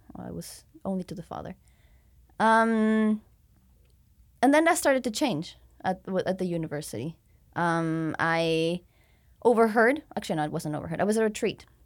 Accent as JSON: {"language": "English", "region": "Mexico City", "country": "Mexico", "tie": "born or raised there", "also_born_or_lived": "Victoria, Canada", "said": "I was born and raised in Mexico City, uh, but then studied abroad"}